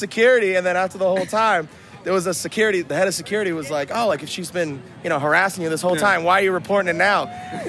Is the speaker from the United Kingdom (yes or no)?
no; Boston, Massachusetts, United States; We're all from Boston, but now she's a nurse down here in Nashville.